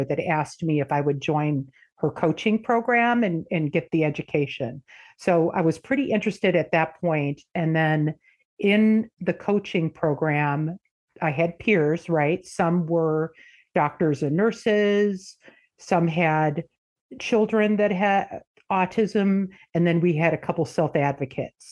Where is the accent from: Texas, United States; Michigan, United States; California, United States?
Michigan, United States; moved away; I am originally from Michigan. Moved out here in the 90s